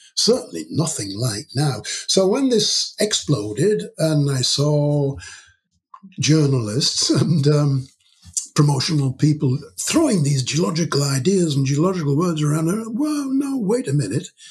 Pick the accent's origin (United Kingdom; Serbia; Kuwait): United Kingdom; York, Yorkshire and the Humber; moved away as an adult; now in Aberystwyth, United Kingdom; I was born in York, in the north of England, hmm. and I spent the first 18 years of my life there in York